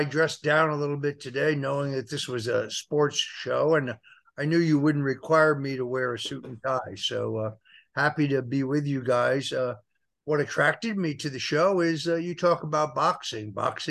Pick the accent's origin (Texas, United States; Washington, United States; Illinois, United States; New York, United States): New York, United States; Lewisboro; also born or lived in New Canaan, Connecticut; I grew up outside of New York City, right on the New York-Connecticut border between Lewisboro, New York, actually a section of Lewisboro called Vista, New York, and Canaan, Connecticut. Two very, very different worlds. Vista, New York, at least then, was a very blue-collar, working-class area